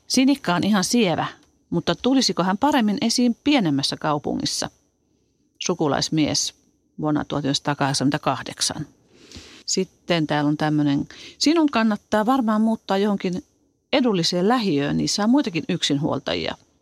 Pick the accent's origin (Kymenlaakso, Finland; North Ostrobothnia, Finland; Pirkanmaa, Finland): Pirkanmaa, Finland; Tampere; also born or lived in Helsinki; asuttiin Tampereella. Synnyttiin kylläkin Helsingissä ja mä olin kaksivuotias, kun me muutettiin Tampereelle